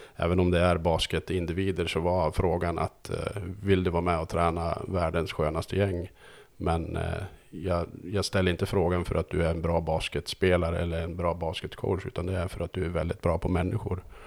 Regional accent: Söderhamn, Gävleborg County, Sweden; jag kommer från Söderhamn

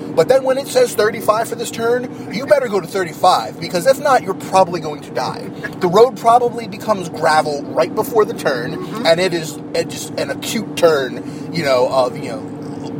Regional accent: New Jersey, United States; joined this week by...

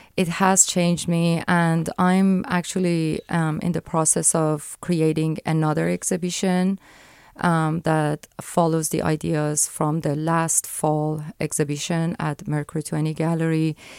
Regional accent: Iran; moved away; I grew up in Iran, um, under the theocracy

